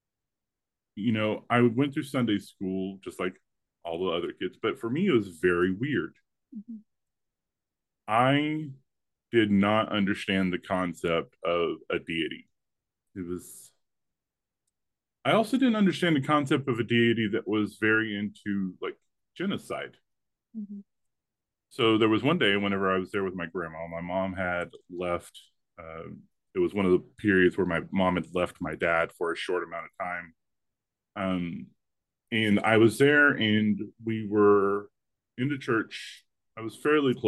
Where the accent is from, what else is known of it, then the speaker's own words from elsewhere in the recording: the rural South, United States; I was raised in the rural South